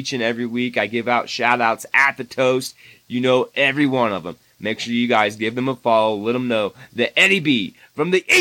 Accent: Indiana, United States; moved away; my home state of Indiana

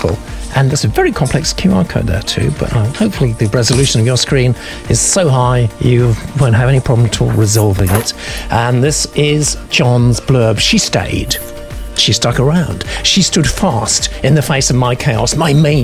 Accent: Norfolk, East of England, United Kingdom; where I grew up in Norfolk

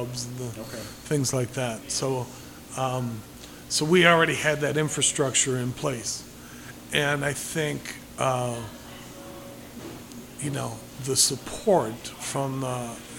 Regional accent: Des Plaines, Illinois, United States; also born or lived in Chicago; now in Crystal Lake, United States; I grew up in Des Plaines

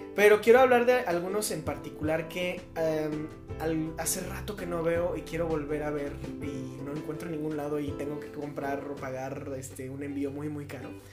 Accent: Mexico; como mexicanos

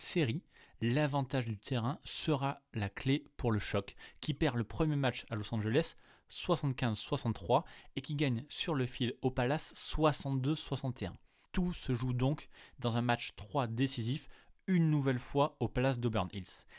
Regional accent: France; chez nous en France

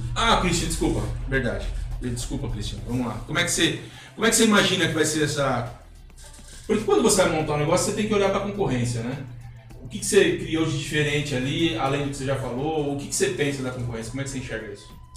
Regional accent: São Paulo, Brazil; now in Lambari, Brazil; Eu sou de São Paulo. Eu não sou, não sou de Lambari

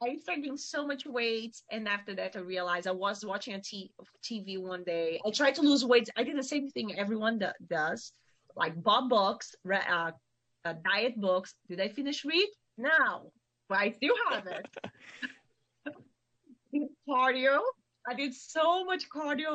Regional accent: Vitória, Espírito Santo, Brazil; English is a second language; moved away as an adult; now in Sonoma, United States; I'm from Espírito Santo. It's a state between north of Rio de Janeiro and south of Bahia.

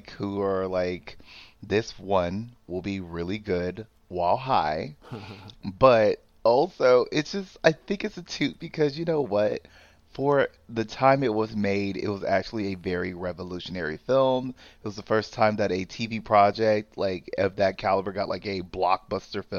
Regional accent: United States; I'm an American

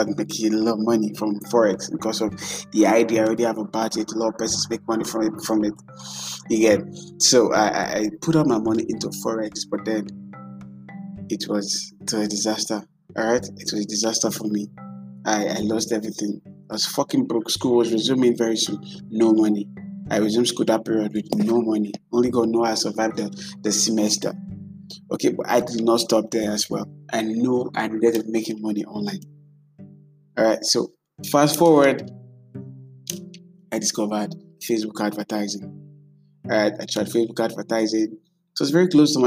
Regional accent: Nigeria; as a Nigerian

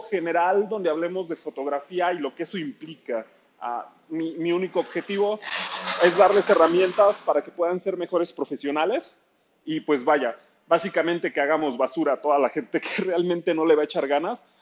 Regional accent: Ciudad Nezahualcóyotl, State of Mexico, Mexico; soy fotógrafo de Ciudad Nezahualcóyotl, al oriente de la Ciudad de México.

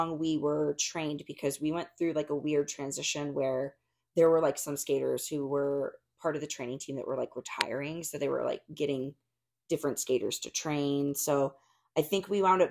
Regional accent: Arizona, United States; I grew up in Arizona, and like these are women who literally have known me since I was like 15.

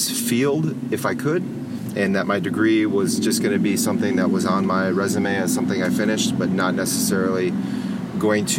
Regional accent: Minnesota, United States; moved away as an adult; now in Phoenix, United States; I'm originally from Minnesota. I graduated high school in 2000. Came out to Arizona State University.

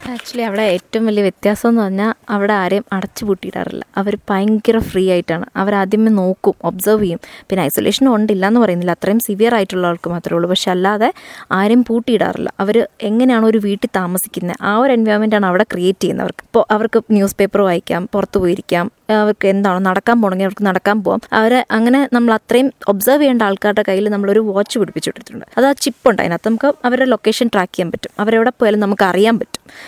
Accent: Thiruvananthapuram, Kerala, India; accent: Thiruvananthapuram slang; moved away as an adult; now in Pulpally, India; ഞാൻ ബേസിക്കലി ട്രിവാൻഡ്രംകാരിയാണ് എൻ്റെ ഹസ്ബൻഡ് വീടാണ് പുൽപ്പള്ളി കല്യാണം കഴിഞ്ഞ് ഇങ്ങോട്ട് വന്നതാണ്

